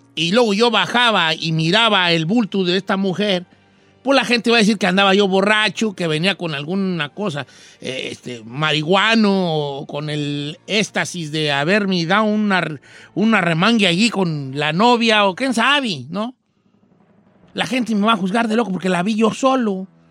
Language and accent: Spanish; a town in the Zamora Valley, Michoacán, Mexico; mi pueblo de nacimiento